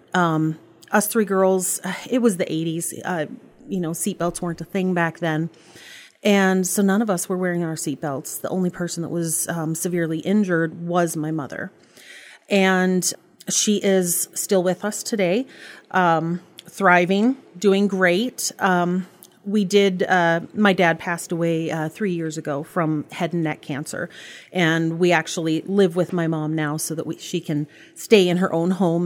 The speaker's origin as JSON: {"language": "English", "town": "Bagley", "country": "United States", "tie": "born or raised there", "said": "I grew up in Bagley"}